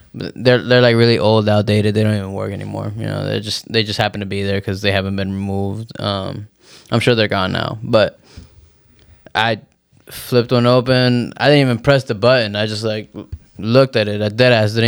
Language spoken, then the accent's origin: English; New York City, New York, United States; also born or lived in New Jersey; I was born in Jersey and I grew up here in the Bronx